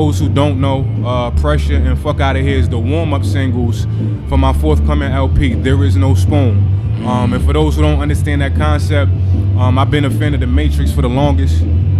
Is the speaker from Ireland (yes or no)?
no; East Orange, New Jersey, United States; also born or lived in Newark, New Jersey; I was born Beth Israel, 16th Ave, to about 4 or 5 years old. I can remember a little bit of that. Moved to Hilltown, Tremont and Sanford, East Orange.